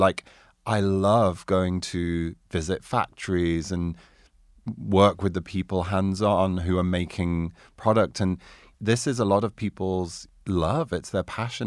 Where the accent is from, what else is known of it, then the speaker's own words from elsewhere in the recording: Doncaster, Yorkshire and the Humber, United Kingdom; also born or lived in Carlisle, Cumbria; now in New York, United States; I was born in South Yo-, Doncaster, South Yorkshire